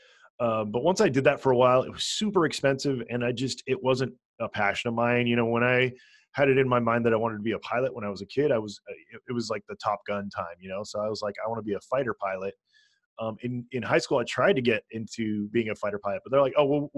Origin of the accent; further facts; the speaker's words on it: Hawaii, United States; moved away as an adult; also born or lived in North Dakota; now in California, United States; I was born in Hawaii, born and raised in Hawaii